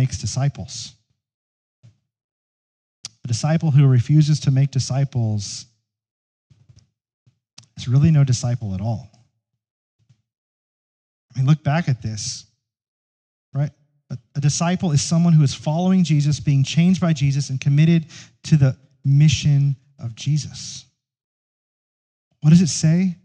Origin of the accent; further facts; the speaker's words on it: United States; American Christians